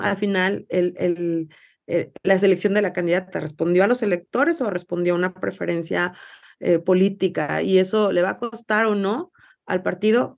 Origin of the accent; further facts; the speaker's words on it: Mexico; also born or lived in Jalisco; como mexicanas y mexicanos